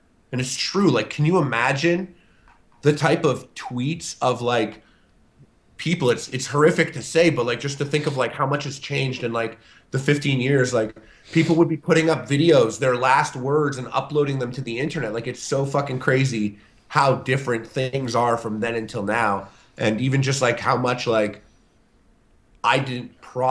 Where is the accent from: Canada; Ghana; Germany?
Canada; I'm Canadian